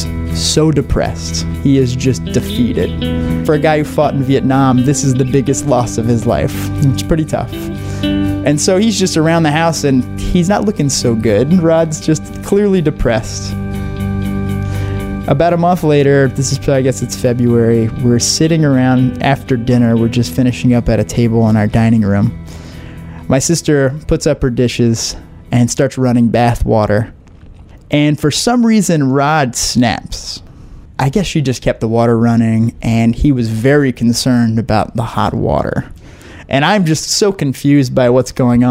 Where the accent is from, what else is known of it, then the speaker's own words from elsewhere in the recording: southern Louisiana, United States; I am from southern Louisiana, which is very rural, and I'm Cajun French. My family is super Cajun